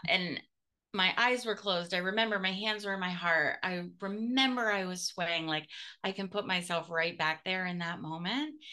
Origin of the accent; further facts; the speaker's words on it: United States; I'm so American.